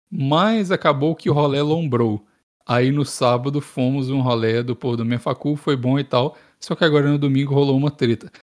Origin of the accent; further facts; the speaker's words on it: Belo Horizonte, Minas Gerais, Brazil; Ô galera, principalmente sou de BH mesmo.